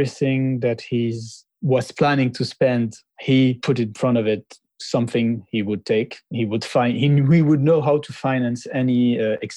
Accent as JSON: {"language": "English", "country": "France", "tie": "born or raised there", "also_born_or_lived": "Lebanon", "said": "I'm originally from Lebanon, and I grew up mainly in France since I was 6 years old."}